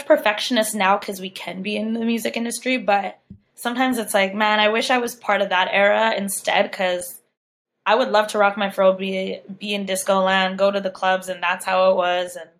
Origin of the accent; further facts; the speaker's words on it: Saskatoon, Saskatchewan, Canada; now in Vancouver, Canada; I was born and raised in Saskatoon, Saskatchewan, my whole life.